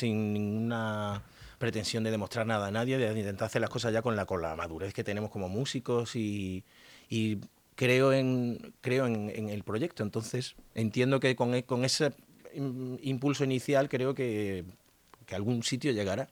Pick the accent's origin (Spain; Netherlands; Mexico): Spain; Extremadura; por tierras extremeñas, por mi tierra